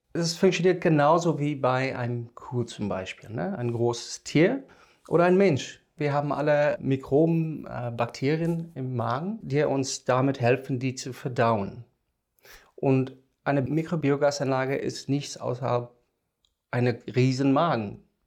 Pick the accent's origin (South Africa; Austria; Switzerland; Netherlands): South Africa; German is a second language; moved away as an adult; now in Germany; komme ich aus dem Ausland ich bin in Südafrika geboren und da aufgewachsen, studiert